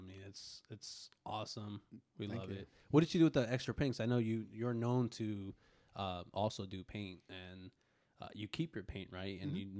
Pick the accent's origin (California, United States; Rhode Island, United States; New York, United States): California, United States; Northern; I grew up in Northern California